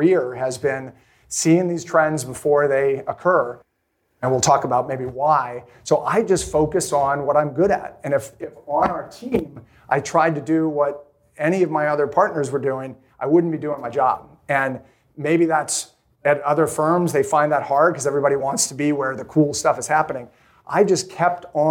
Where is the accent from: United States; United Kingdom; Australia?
United States; Maine; I grew up in Maine